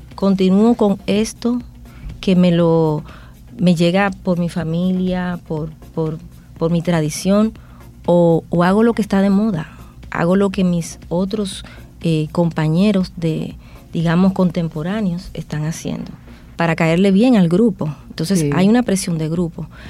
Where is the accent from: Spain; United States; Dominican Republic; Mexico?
Dominican Republic; lo que somos como dominicanos